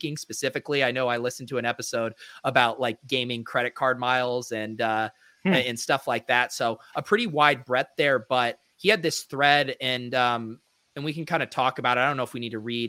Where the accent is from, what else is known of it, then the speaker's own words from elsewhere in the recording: Colorado, United States; moved away; also born or lived in San Diego; growing up in Colorado